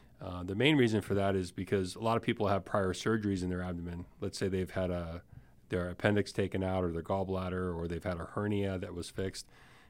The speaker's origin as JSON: {"language": "English", "town": "Miami", "region": "Florida", "country": "United States", "said": "I'm originally from Miami, Florida."}